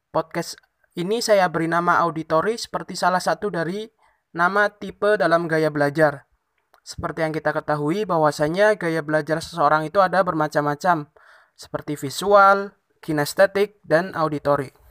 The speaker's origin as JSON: {"language": "Indonesian", "town": "Tegal", "region": "Central Java", "country": "Indonesia", "said": "Saya berasal dari Kabupaten Tegal, Provinsi Jawa Tengah, dan karena situasi pandemi yang saat ini belum berakhir, maka saya masih kuliah daring atau online di rumah saya."}